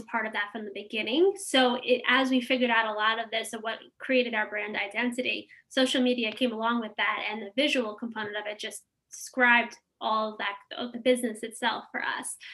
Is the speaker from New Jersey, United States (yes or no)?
no; New York, United States; we grew up in New York.